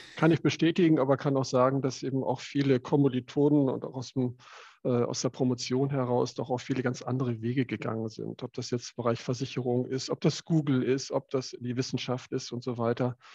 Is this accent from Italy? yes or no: no; Cuxhaven district, Lower Saxony, Germany; Ich selber bin äh, aufgewachsen, groß geworden im Landkreis Cuxhaven und dort auf dem landwirtschaftlichen Betrieb.